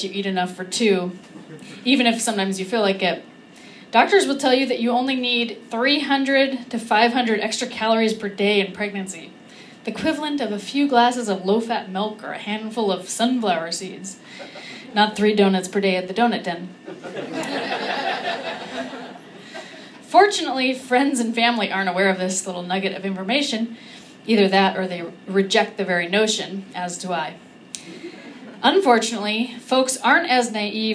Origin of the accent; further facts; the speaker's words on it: California, United States; I'm from California